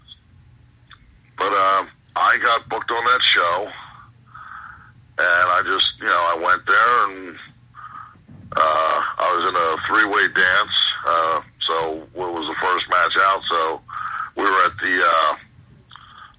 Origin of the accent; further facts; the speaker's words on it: Lansdale, Pennsylvania, United States; my hometown of Lansdale, Pennsylvania